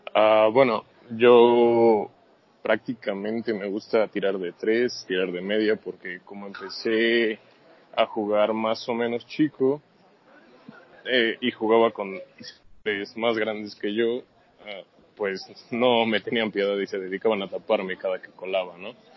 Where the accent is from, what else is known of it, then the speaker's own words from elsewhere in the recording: Mexico; Yo soy de acá de México